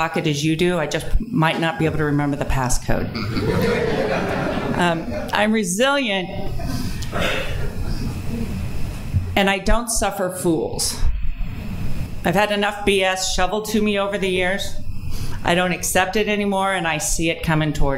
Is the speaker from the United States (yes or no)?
yes; Delaware County, outside Philadelphia, Pennsylvania, United States; also born or lived in Southern California; I live in my hometown.